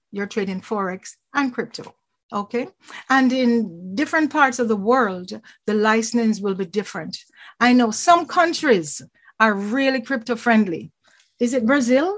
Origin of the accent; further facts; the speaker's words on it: Jamaica; now in Toronto, Canada; I'm from Jamaica.